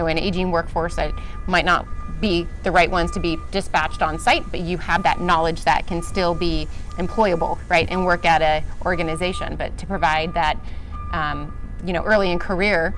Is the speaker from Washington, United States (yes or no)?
yes; Seattle, Washington, United States; I'm from Seattle